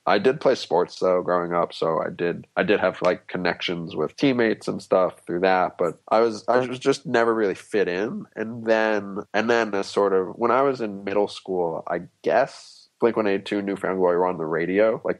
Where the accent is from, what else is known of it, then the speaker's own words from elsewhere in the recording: Manhattan, New York, United States; As me being an odd kid out in school, or as me growing up in Manhattan?